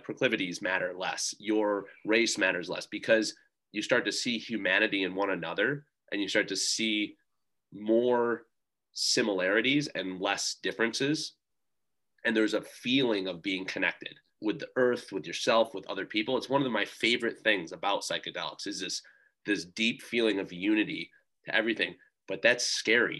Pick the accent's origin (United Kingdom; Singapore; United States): United States